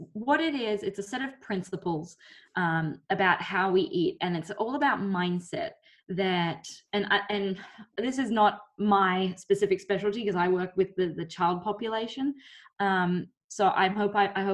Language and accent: English; Australia; moved away as an adult; now in United States; I'm Australian and I grew up there, and I've been in the US since 2012.